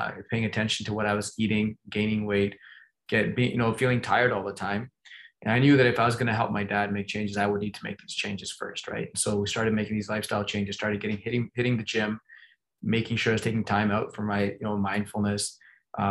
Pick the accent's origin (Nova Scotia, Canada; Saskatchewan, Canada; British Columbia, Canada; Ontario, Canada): Ontario, Canada; Toronto; moved away; I grew up in Toronto